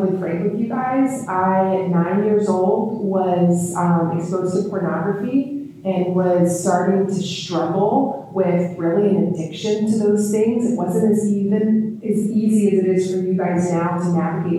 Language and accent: English; Georgia, United States; I'm from Georgia. It's the Bible Belt